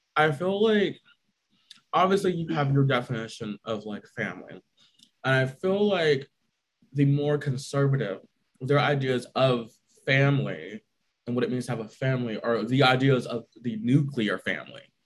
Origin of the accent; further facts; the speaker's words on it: United States; our freedoms as Americans